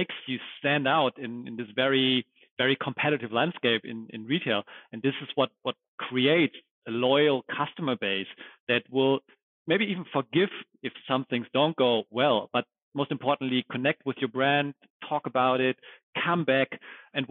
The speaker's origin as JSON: {"language": "English", "country": "Germany", "tie": "born or raised there", "also_born_or_lived": "United States", "said": "born and raised in Germany. This is where I grew up"}